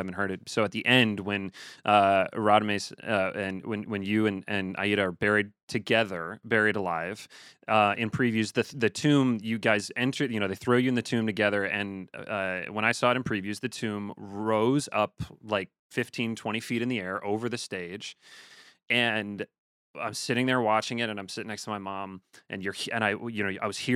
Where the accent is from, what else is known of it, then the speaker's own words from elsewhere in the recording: Chicago, Illinois, United States; I grew up in Chicago